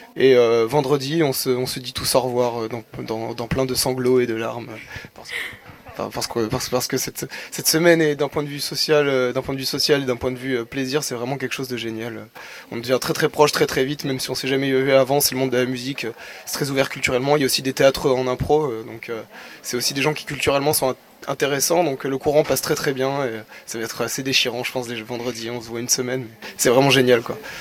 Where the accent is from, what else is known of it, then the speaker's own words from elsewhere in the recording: Bordeaux, Nouvelle-Aquitaine, France; Je viens de Bordeaux Centre